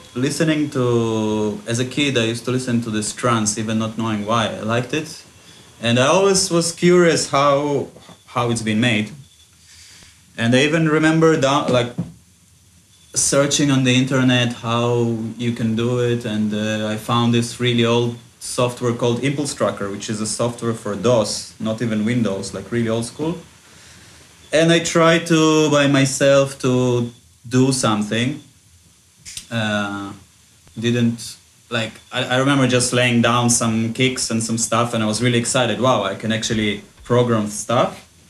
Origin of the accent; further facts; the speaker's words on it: Israel; moved away as an adult; also born or lived in Ukraine; now in Goa, India; I was uh, originally born in Ukraine, and then when we when I was six, we moved to Israel, uh, and I grew up in Israel basically.